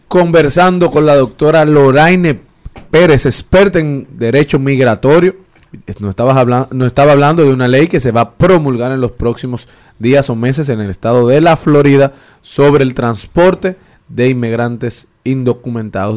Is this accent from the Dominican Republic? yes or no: yes; Dominican Republic; como dominicanos